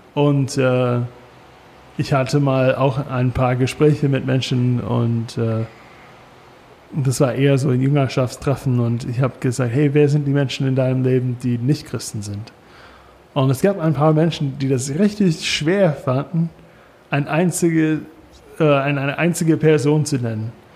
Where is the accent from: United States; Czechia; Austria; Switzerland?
United States; German is a second language; now in Germany; als Amerikaner